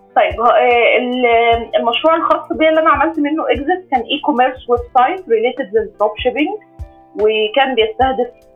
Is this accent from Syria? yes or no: no; Egypt; احنا حتى عندنا كمصريين